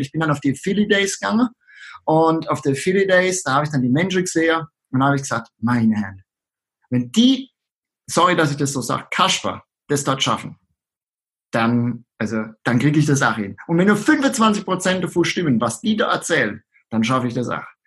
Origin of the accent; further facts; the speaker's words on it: Rhineland-Palatinate, Germany; accent: Palatine; an meinem Dialekt kann man es äh, unschwer erkennen, dass ich aus der schönen Südpfalz komme